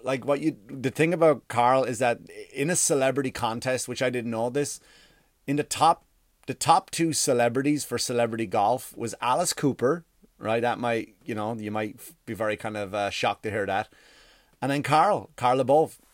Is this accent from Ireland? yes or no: yes; Ireland; now in United States; I grew up in Ireland